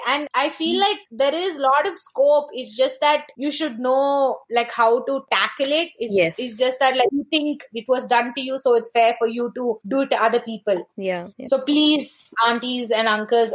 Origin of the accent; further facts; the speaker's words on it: India; I am an Indian, so I can speak my people